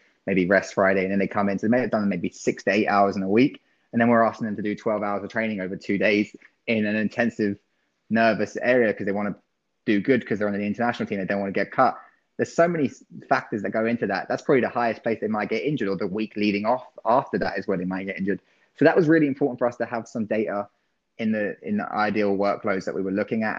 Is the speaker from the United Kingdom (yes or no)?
yes; England, United Kingdom; being English